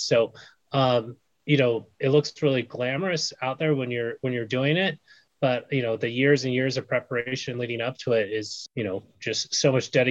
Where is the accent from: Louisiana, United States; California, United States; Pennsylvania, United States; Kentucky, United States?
California, United States; Bay Area; also born or lived in Brooklyn, New York; I moved from Brooklyn out to California with my grandparents when I was 1. So I pretty much grew up in the Bay Area in California